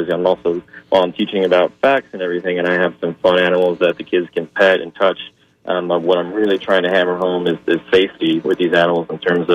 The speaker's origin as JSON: {"language": "English", "town": "New York City", "region": "New York", "country": "United States", "tie": "born or raised there", "moved": "as an adult", "lives_now": "St. Petersburg, United States", "said": "my hometown of Staten Island, New York"}